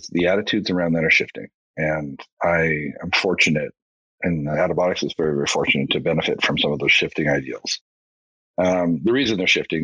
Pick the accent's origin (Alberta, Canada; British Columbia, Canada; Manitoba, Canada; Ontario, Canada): Alberta, Canada; just outside of Edmonton; now in Calgary, Canada; I grew up just outside of Edmonton